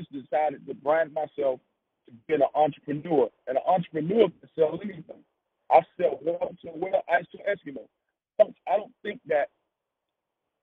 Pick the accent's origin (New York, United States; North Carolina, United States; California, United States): North Carolina, United States; Wilmington; I'm from Wilmington, North Carolina, a small city. And in the time of my coming up, our city was hit with the drug epidemic